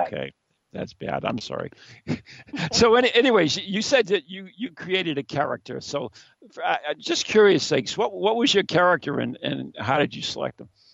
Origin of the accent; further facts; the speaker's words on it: New England, United States; we're from New England up here